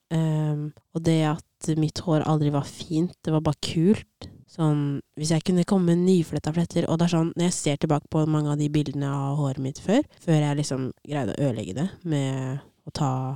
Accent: Norway; first language Norwegian; also born or lived in Addis Ababa, Ethiopia; Og jeg ble adoptert hit når jeg var sånn ti-elleve måneder

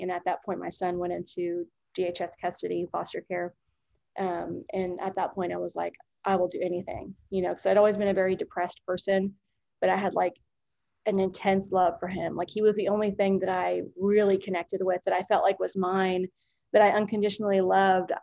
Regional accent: Norman, Oklahoma, United States; I grew up in Norman, Oklahoma

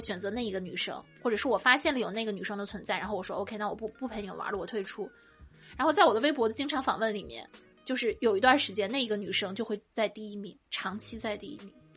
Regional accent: Shandong, China; 我们山东人

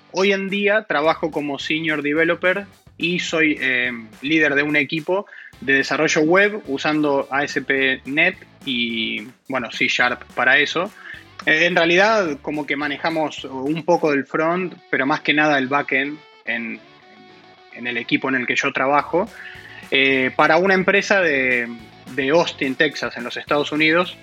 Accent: Buenos Aires, Argentina; yo soy de Buenos Aires, Argentina. Nací aquí y, bueno, sigo viviendo aquí.

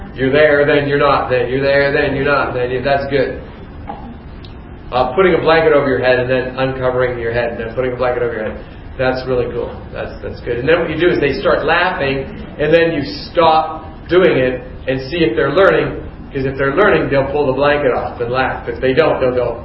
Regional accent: Youngstown, Ohio, United States; I grew up in Youngstown, Ohio

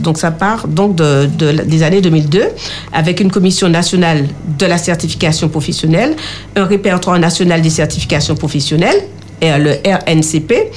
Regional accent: Martinique; chez nous en Martinique

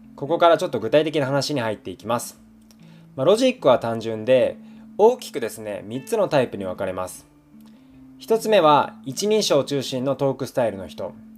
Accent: rural Fukuoka, Japan; moved away as an adult; also born or lived in Tokyo; 僕は福岡の田舎出身なんですが、まあ、大学から東京に上京してきました

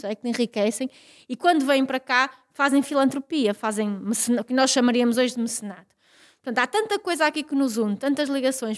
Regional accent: Vila Real, Douro, Norte, Portugal; da minha aldeia, que é uma aldeia no Douro, eh, em Vila Real, no Douro

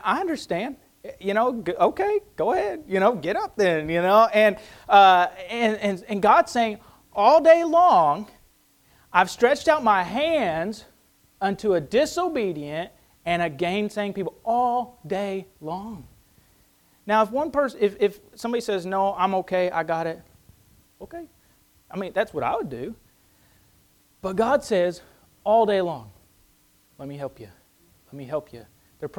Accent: United States; as an American

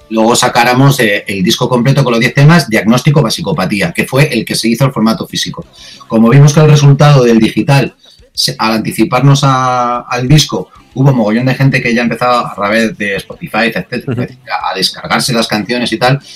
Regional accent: Spain; somos los españoles

